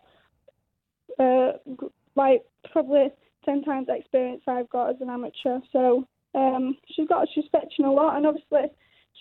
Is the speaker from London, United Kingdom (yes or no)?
no; Doncaster, Yorkshire and the Humber, United Kingdom; I'm fetching that to my hometown